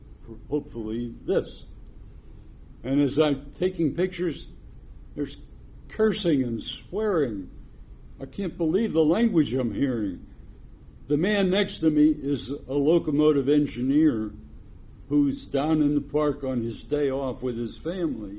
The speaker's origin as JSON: {"language": "English", "town": "Pittsburgh", "region": "Pennsylvania", "country": "United States", "tie": "born or raised there", "said": "Pittsburgh, my hometown"}